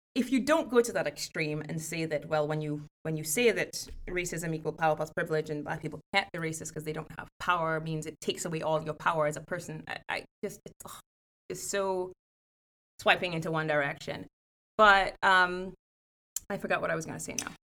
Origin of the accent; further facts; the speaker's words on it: Trinidad & Tobago; moved away as an adult; now in Evanston, United States; I grew up in Trinidad and Tobago, um, which is in the Caribbean